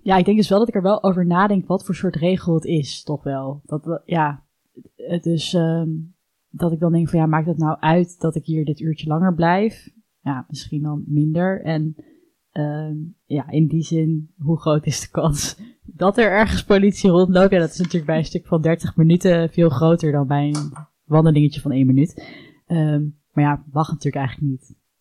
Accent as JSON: {"language": "Dutch", "country": "Netherlands", "said": "wij ons als Nederlanders"}